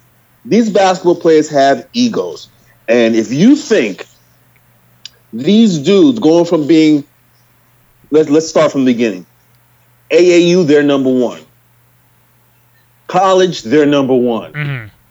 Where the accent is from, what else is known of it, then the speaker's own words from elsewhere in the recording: New Jersey, United States; y'all talking to me, and I'm from Jersey.